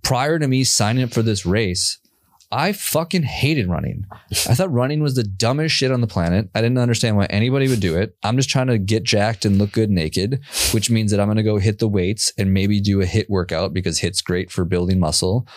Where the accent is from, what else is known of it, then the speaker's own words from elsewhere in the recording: Minneapolis, Minnesota, United States; now in Austin, United States; I grew up in Minnesota.